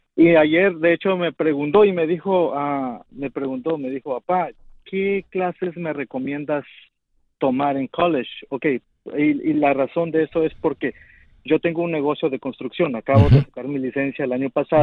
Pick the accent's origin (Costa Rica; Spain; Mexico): Mexico; now in United States; Yo nomás llegué hasta primaria en, México